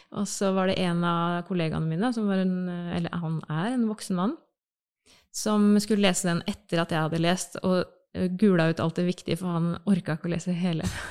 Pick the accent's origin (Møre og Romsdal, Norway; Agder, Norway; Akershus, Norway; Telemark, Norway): Telemark, Norway; Bamble; now in Oslo, Norway; jeg kommer fra Telemark, fra Bamble i Telemark. Eh, har eh, vokst opp